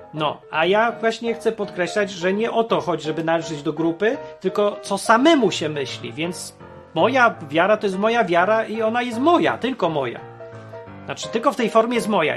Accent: Poland; moved away; also born or lived in Ukraine / Warsaw / the West; się wychowałem w pie, w P R L-u

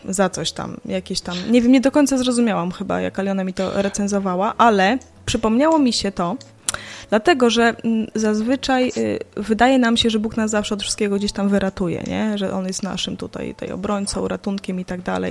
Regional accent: Białystok, Podlaskie Voivodeship, Poland; now in Lublin, Poland; z Białegostoku, mojego rodzinnego miasta

